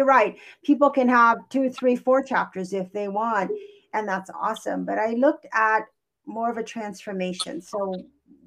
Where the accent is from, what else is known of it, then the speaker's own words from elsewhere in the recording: Kauai, Hawaii, United States; first language English; also born or lived in California; now in Portland, United States; I'm originally from Hawaii. I was born and raised on Kauai, which is an island in Hawaii.